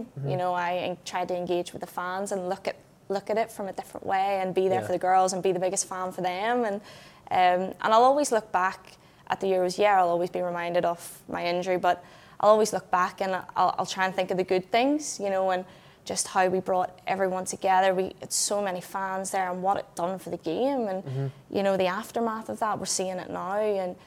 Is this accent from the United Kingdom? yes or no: yes; a small town near Belfast, Northern Ireland, United Kingdom; I'm from a small town in the middle of nowhere. You know, it's, no one's even heard of it. You know, I go across to England and people are like, where are you from? And I'm like, oh, do you know Belfast? I'm kind of near there